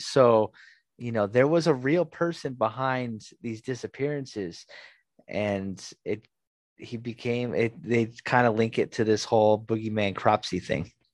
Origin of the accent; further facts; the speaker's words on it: Southern California, United States; I'm also from Southern California